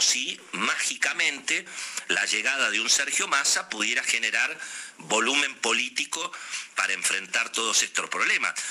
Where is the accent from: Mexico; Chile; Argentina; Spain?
Argentina; somos los argentinos